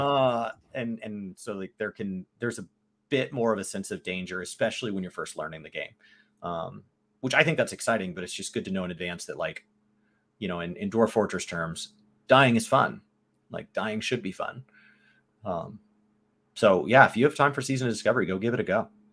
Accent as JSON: {"language": "English", "country": "United States", "said": "I am American"}